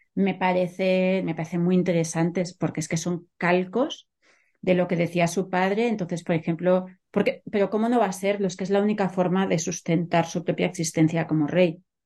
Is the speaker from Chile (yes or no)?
no; Catalonia, Spain; moved away as an adult; also born or lived in Germany; now in San Francisco, United States; Yo nací en Cataluña, me crié en Cataluña